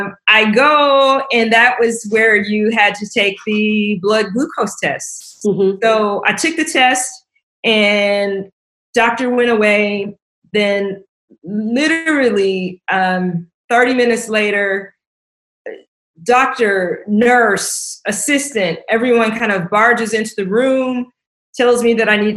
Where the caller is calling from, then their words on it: Vienna, Virginia, United States; I'm dialing in from Vienna, Virginia, just outside of Washington, D.C.